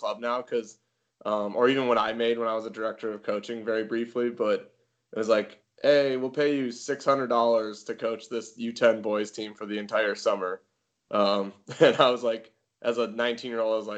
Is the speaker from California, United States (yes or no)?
no; Bismarck, North Dakota, United States; moved away; also born or lived in Wyoming; That's where I grew up